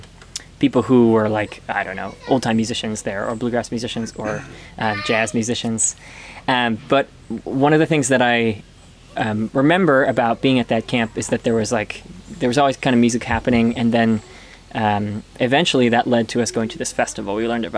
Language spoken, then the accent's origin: English; Mount Pleasant, Michigan, United States; Very close to where we are now, actually, about a half an hour or 45 minutes from where we are now in a town called Mount Pleasant, Michigan.